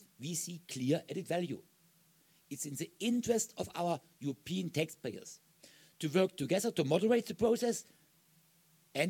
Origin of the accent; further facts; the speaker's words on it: Germany; My home country, Germany